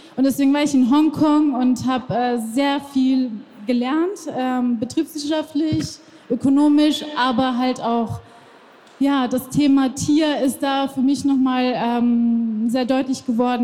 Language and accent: German; Iran; now in Germany; ich bin ja selber äh, im Iran geboren